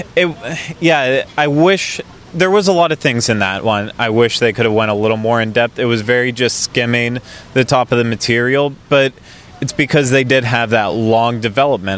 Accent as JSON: {"language": "English", "town": "Orlando", "region": "Florida", "country": "United States", "said": "I'm from Orlando"}